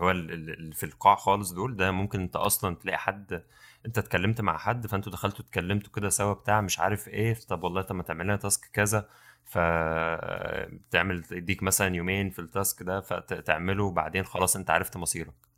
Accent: Mansoura, Dakahlia, Egypt; احنا من المنصوره

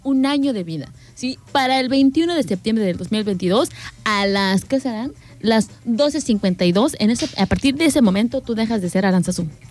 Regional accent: Querétaro, Mexico; also born or lived in Guanajuato; now in Manzanillo, Mexico; yo soy de, del estado de Querétaro, pero pues ahora sí que para mí mi, mi, ciudad o mi pueblo fue siempre Guanajuato.

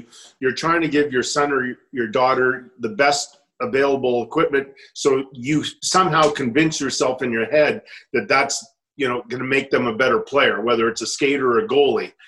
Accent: Edmonton, Alberta, Canada; a kid growing up in Elmwood, a little community in West Edmonton

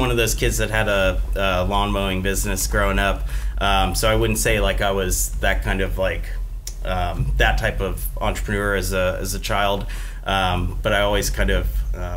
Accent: Gainesville, Florida, United States; also born or lived in New York; I was born and raised here in Gainesville

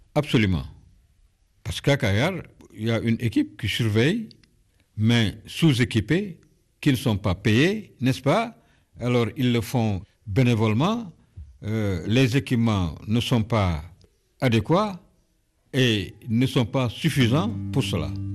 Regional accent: Cayar, Thiès, Senegal; je suis natif de Caillard depuis 1948

